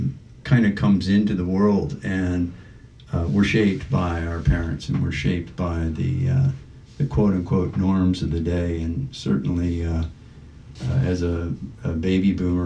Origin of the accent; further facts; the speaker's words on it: Washington, D.C. area, Maryland, United States; also born or lived in Denver; now in Buffalo, United States; I came from Denver to Buffalo, and I'm not from Denver. I'm originally from the Maryland, Washington, D.C. area